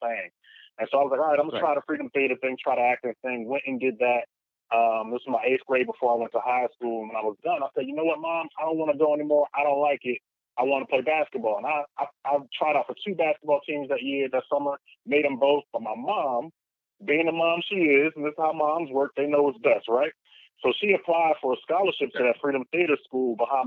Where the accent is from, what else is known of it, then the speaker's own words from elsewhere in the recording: Philadelphia, Pennsylvania, United States; I grew up in Philadelphia, spent most of my years in West Oak Lane